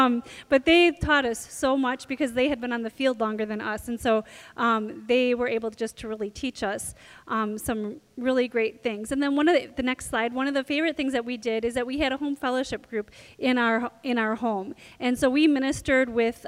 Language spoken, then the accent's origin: English; Milwaukee, Wisconsin, United States; moved away as an adult; also born or lived in Michigan / Ohio / Oak Creek, Wisconsin; So we are actually from the Milwaukee area. I grew up in Milwaukee